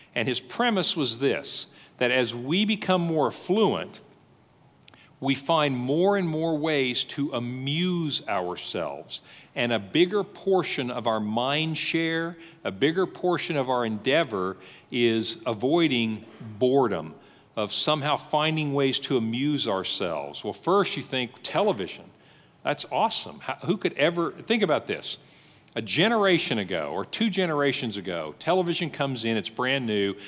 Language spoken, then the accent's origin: English; United States